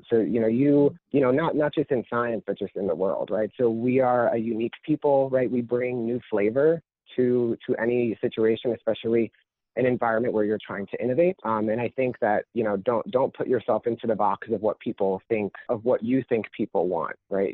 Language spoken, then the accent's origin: English; Orlando, Florida, United States; moved away as an adult; also born or lived in Michigan; I'm from sort of central South Florida. I grew up in a, you know, primarily Latin